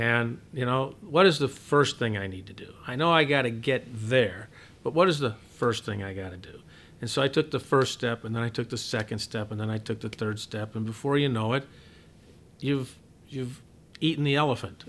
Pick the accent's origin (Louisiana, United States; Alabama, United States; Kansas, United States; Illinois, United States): Illinois, United States; Southern; moved away as an adult; also born or lived in Chicago; growing up in Southern Illinois